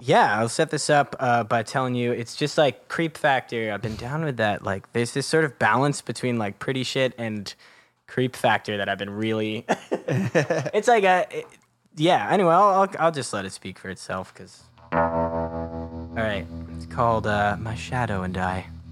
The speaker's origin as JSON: {"language": "English", "area": "Marin County, San Francisco Bay Area", "region": "California", "country": "United States", "tie": "born or raised there", "said": "San Francisco Bay Area, just like north of the city in uh, Marin County"}